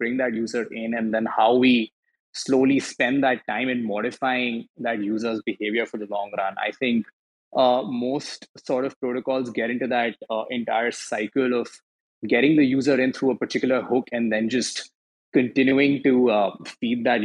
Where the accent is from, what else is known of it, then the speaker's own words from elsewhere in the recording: India; I come from India